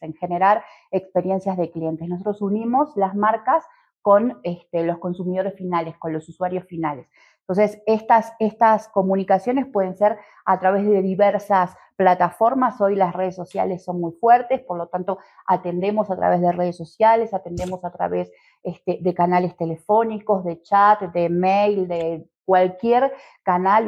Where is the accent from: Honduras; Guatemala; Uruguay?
Uruguay; moved away as an adult; also born or lived in Montevideo / Argentina; now in Mexico; soy uruguaya, em, aunque he vivido bastante tiempo en Argentina y ya hace bastante que estoy en México también